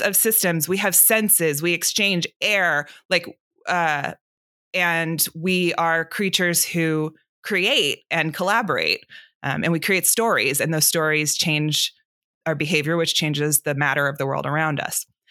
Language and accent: English; Atlanta, Georgia, United States; I grew up here in Atlanta where I'm sitting right now